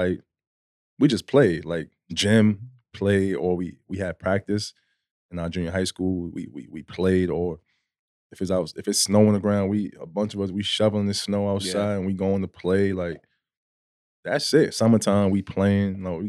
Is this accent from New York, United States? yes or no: yes; New York City, New York, United States; from the Bronx, born and raised. Mm-hmm. Love my city.